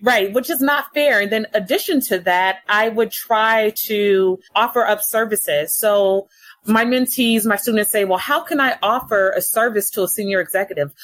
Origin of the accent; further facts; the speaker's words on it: Los Angeles, California, United States; born and raised in Los Angeles